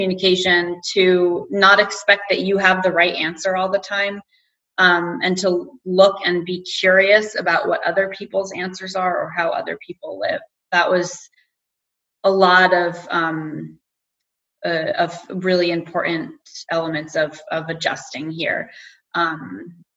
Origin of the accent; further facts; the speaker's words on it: United States; moved away as an adult; now in Denmark; as an American